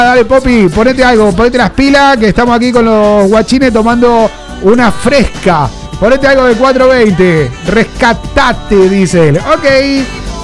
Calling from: Mar del Plata, Buenos Aires Province, Argentina; soy de Mar del Plata, Argentina.

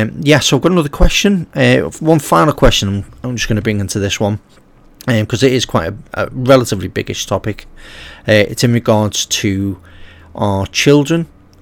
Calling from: Liverpool, North West England, United Kingdom; as obviously we're coming from Liverpool in England.

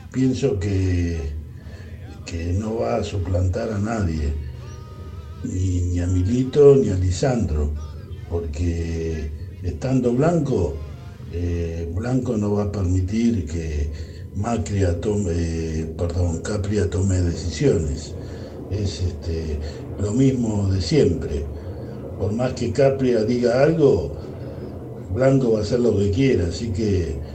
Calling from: Ramos Mejía, Buenos Aires Province, Argentina; Hola, buenas tardes. … de Ramón Mejía.

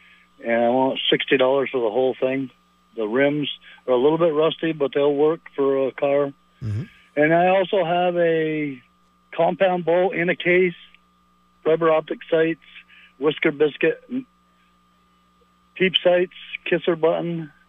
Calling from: South Hero, Vermont, United States; From South Hero.

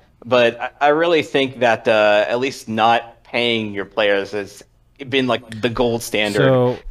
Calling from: Washington, District of Columbia, United States; Yeah, calling from Washington, D.C.

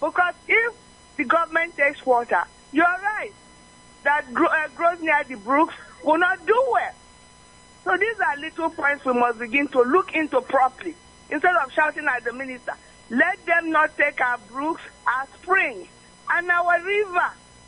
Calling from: Delta, Nigeria; I'm reaching you from Ila Delta State.

